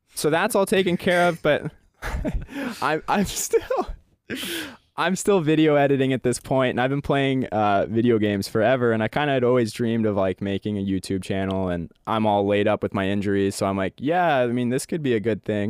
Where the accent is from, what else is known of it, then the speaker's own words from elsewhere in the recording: Bend, Oregon, United States; also born or lived in Portland, Oregon; Bend, Oregon, my hometown.